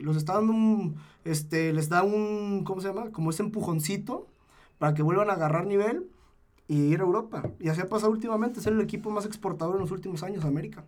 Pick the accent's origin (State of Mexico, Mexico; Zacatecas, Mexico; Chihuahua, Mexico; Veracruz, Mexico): Zacatecas, Mexico; Yo que soy de Zacatecas